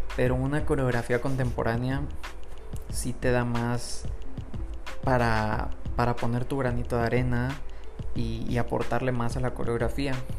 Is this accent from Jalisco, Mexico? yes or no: no; Monterrey, Nuevo León, Mexico; soy de Monterrey, Nuevo León, México